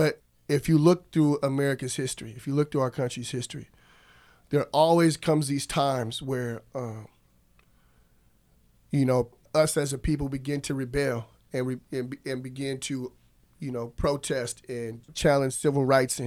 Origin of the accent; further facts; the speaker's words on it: Alaska, United States; moved away as an adult; also born or lived in Oregon; I did leave from Alaska and I went off to college in Oregon